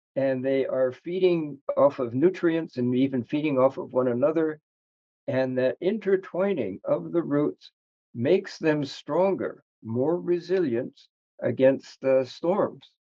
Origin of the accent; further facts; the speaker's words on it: United States; as an American